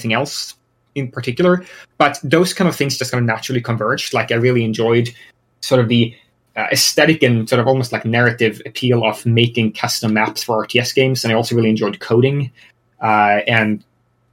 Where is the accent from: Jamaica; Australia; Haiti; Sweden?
Sweden; moved away as an adult; now in United States; I'm originally from Sweden. I moved to the US about almost 6 years ago now. But I've lived in Sweden all my life.